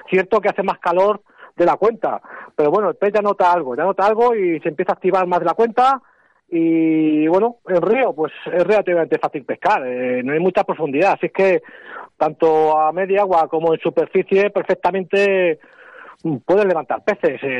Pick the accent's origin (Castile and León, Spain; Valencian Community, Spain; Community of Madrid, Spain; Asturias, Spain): Castile and León, Spain; Ávila; Eh, vengo de Ávila, así que fíjate.